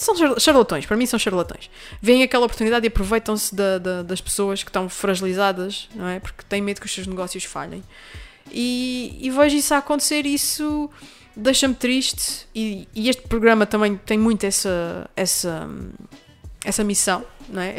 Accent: Terceira, Azores, Portugal; moved away; É a minha terra, é a minha casa

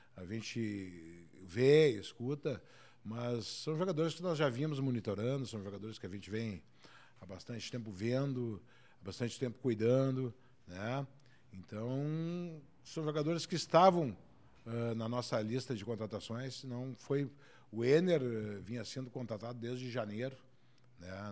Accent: Porto Alegre, Rio Grande do Sul, Brazil; nasci em Porto Alegre, eu sou colorado

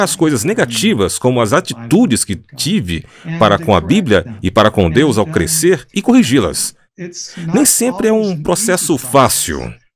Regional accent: United States; moved away as an adult; also born or lived in former Soviet Union; Como americano, cresci em uma cultura muito individualista

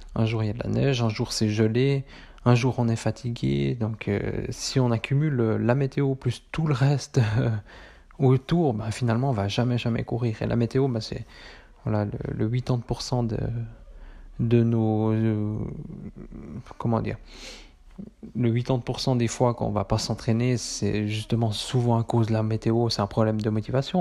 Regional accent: Switzerland; chez nous, en Suisse

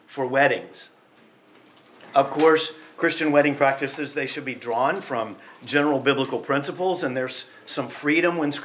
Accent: United States; I'm from the United States

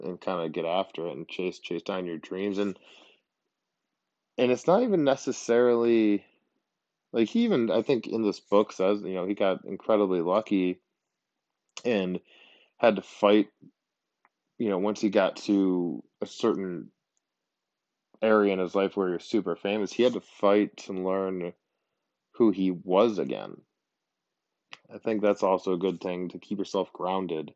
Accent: Buffalo, New York, United States; moved away as an adult; now in San Diego, United States; I grew up in Buffalo and moved out to San Diego when I was 23. I've been out here for, nine years at this point

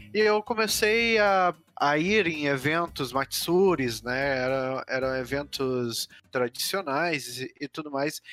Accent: Curitiba, Paraná, Brazil; also born or lived in Londrina; sou de Londrina, vim para Curitiba com três anos

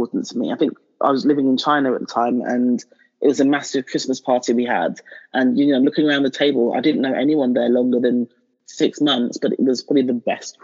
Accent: London, United Kingdom; moved away as an adult; also born or lived in Nigeria; now in Hertfordshire, United Kingdom; I still see myself as a Londoner. It's ingrained in my DNA now. It's my formative years. That's where I was.

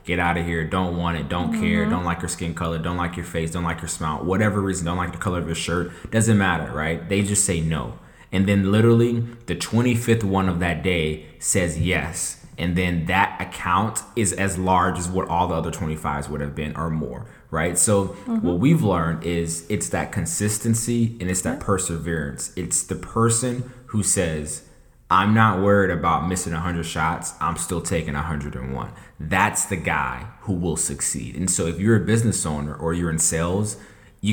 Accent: Atlanta, Georgia, United States; I'm from Atlanta

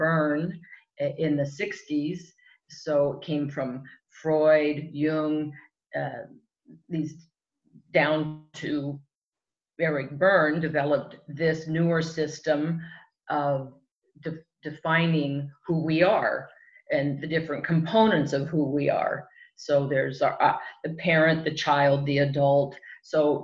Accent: Southern California, United States; also born or lived in Europe; I grew up here in Southern California

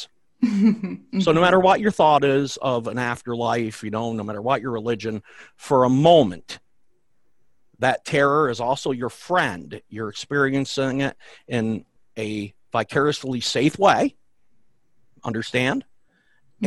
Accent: the Catskills, New York, United States; I grew up near the Catskills, where I still live

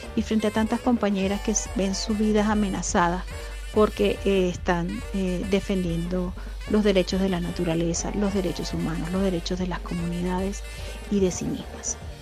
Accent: Venezuela; now in Ecuador; soy una venezolana migrante que vive en Ecuador

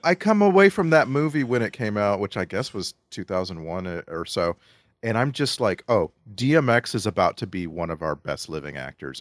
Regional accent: South Texas, United States; I grew up in South Texas

